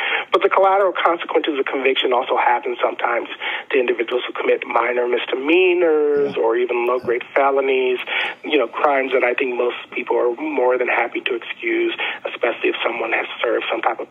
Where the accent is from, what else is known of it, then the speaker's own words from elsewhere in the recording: Augusta, Georgia, United States; also born or lived in Nashville / North Carolina; I was born in Nashville. I graduated from high school in Augusta, Georgia. I went to college and grad school in North Carolina.